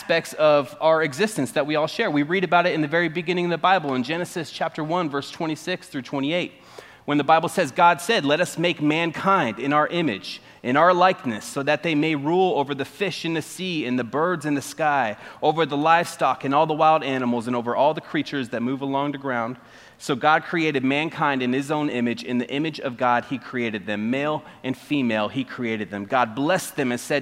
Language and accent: English; Arizona, United States; moved away; I'm from Arizona. That's the West Coast, and it's a lot different from this side